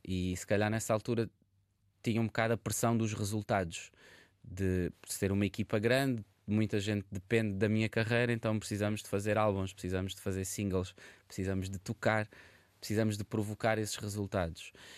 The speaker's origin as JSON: {"language": "Portuguese", "town": "Barreiro", "region": "Lisbon", "country": "Portugal", "tie": "born or raised there", "also_born_or_lived": "Paris suburbs", "moved": "yes", "lives_now": "Vila Nova de Gaia, Portugal", "said": "eu nasci e cresci no Barreiro"}